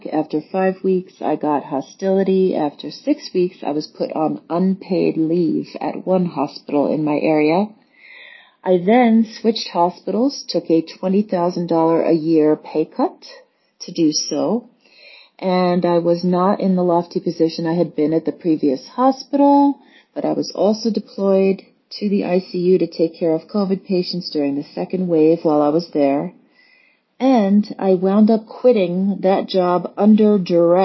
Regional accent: New York City, New York, United States; I am a native New Yorker

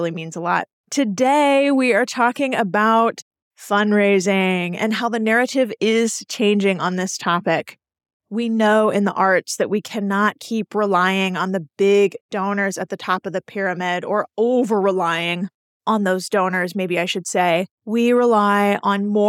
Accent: Houston, Texas, United States; moved away; I was born and raised in Houston

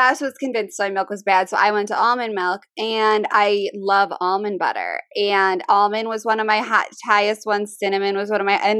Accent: Midwest, United States; I grew up in the Midwest

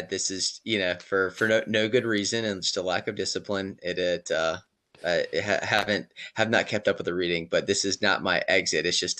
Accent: Raleigh, North Carolina, United States; I'm from Raleigh originally

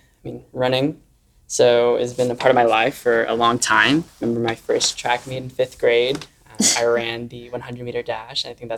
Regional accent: Beaumont, Texas, United States; my hometown in Beaumont

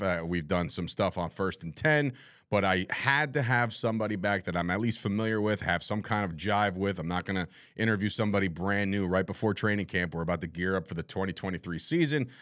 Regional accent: New Jersey, United States; the guy from New Jersey

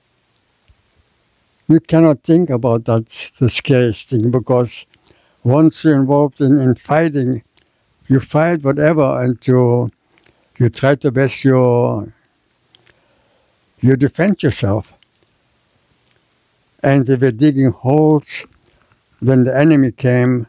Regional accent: Germany; moved away; also born or lived in Ukraine; I was born in Germany

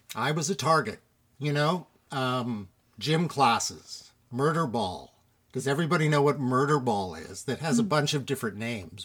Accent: Toronto, Ontario, Canada; I was born right here in Toronto, one of the actual Torontonians, born at Women's College Hospital, right on College Street

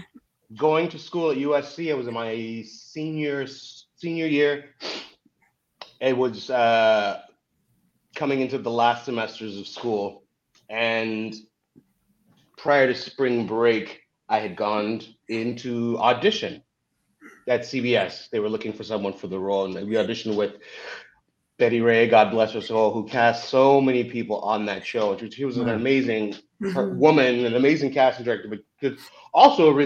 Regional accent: Canada; also born or lived in Zimbabwe; I'm from Africa and grew up in Canada

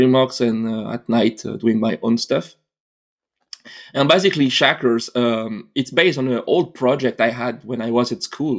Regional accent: France; accent: French; English is a second language; moved away as an adult; also born or lived in India; I started to study animation in France, as you can hear my accent, my omelette du fromage accent.

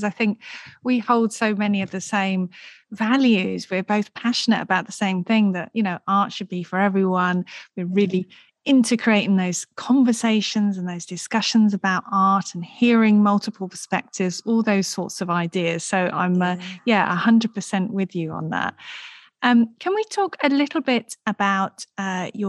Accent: St Albans, East of England, United Kingdom; I grew up in St Albans. I'm also a Hertfordshire girl

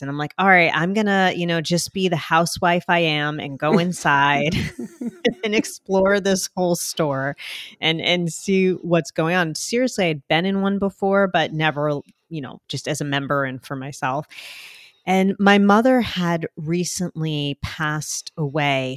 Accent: New Jersey, United States; accent: Jersey; my Jersey accent.

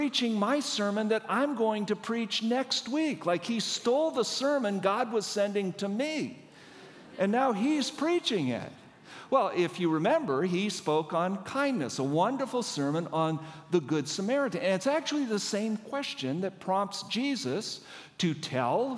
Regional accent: Washington, United States; I don't live here. I'm not from here. I'm from Washington State

